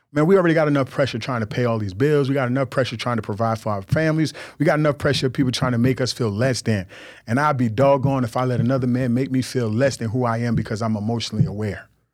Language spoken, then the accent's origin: English; New York, United States; I grew up in New York. This how we talk. I grew up, uh, uh, Jamaican and Nigerian